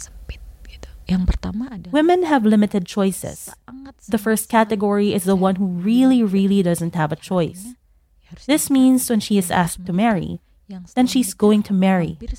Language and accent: English; Rembang, Central Java, Indonesia; moved away as an adult; now in Jakarta, Indonesia; I came from Sanatan village in Rembang, Central Java